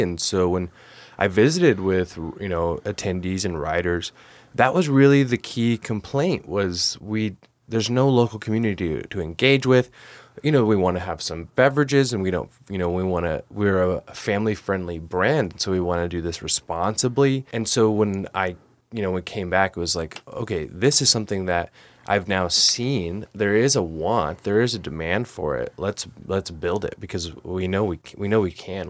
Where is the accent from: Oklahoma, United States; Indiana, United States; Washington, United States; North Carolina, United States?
Oklahoma, United States; Oklahoma City; also born or lived in Great Falls, Montana / Billings, Montana; now in Montana, United States; I'm from Oklahoma City